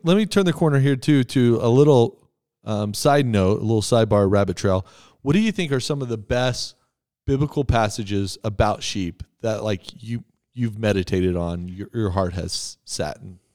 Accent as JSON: {"language": "English", "region": "Texas", "country": "United States", "said": "I'm from Texas"}